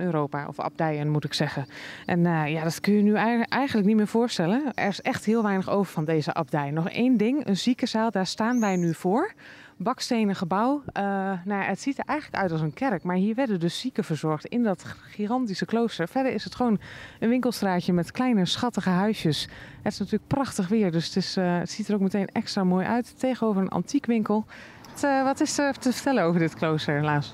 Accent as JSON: {"language": "Dutch", "region": "Friesland", "country": "Netherlands"}